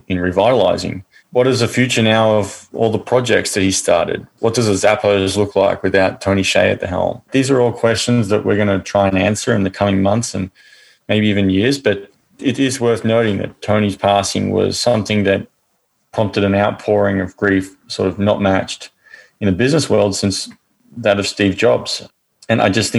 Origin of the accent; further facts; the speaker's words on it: Australia; I grew up in Australia, very middle-class family